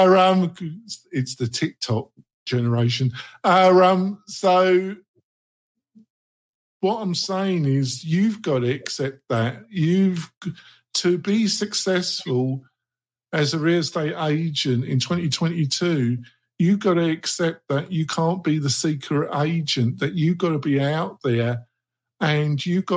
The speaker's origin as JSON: {"language": "English", "region": "London", "country": "United Kingdom", "tie": "born or raised there", "moved": "yes", "said": "I was brought up in the borough of Redbridge, the nearest in a suburb, a commuter area called Barkingside, which is northeast London."}